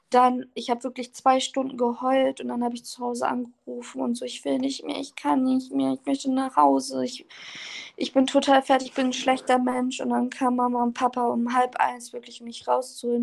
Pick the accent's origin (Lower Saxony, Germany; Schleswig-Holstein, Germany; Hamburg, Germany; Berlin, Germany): Lower Saxony, Germany; Oldenburg; ich komme aus Oldenburg.